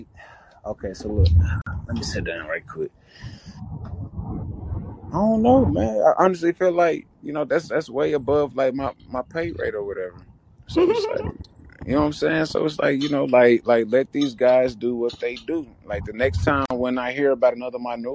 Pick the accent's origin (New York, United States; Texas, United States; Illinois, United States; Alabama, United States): Texas, United States; I'm from Texas